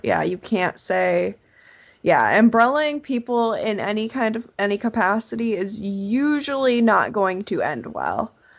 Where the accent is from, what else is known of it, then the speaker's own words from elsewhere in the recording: England, United Kingdom; But as an English person, I really want to go back and read it